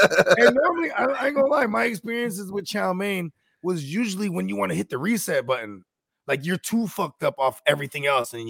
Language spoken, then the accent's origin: English; the Bay Area, California, United States; I'm from the Bay